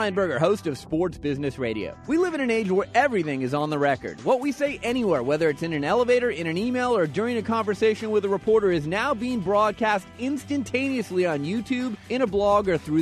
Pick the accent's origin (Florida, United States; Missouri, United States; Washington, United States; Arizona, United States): Arizona, United States; Phoenix; I grew up in Phoenix long ago before the Diamondbacks were